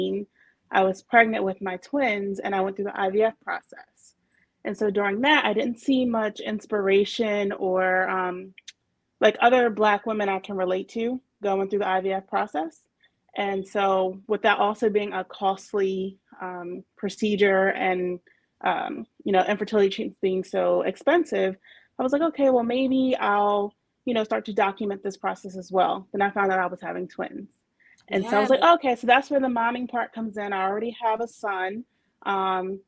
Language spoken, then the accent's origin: English; New Jersey, United States; I'm from New Jersey.